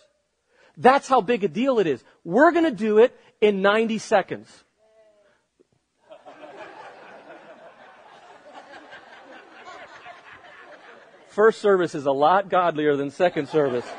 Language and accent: English; United States